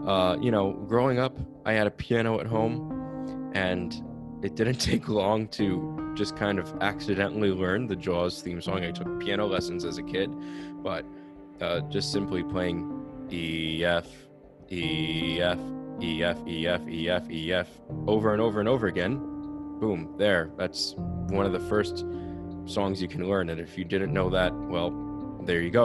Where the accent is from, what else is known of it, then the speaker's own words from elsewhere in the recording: New Jersey, United States; I'm from New Jersey